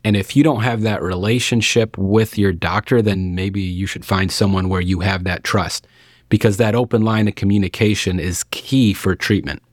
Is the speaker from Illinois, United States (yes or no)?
yes; Lockport, Illinois, United States; also born or lived in Arkansas; now in Watseka, United States; I'm actually from Lockport, Illinois, which is not too far north up here